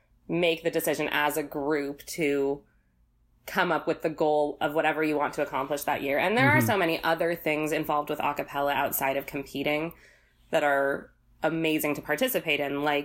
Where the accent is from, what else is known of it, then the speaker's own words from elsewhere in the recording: Corvallis, Oregon, United States; I'm from Corvallis, Oregon